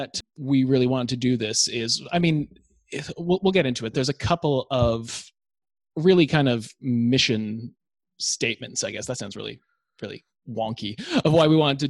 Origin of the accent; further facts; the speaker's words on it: Toronto, Ontario, Canada; now in Melbourne, Australia; we're both boys from Toronto. You are still there, of course, but I'm a couple of kilometers away, a couple of towns over in Melbourne, Australia.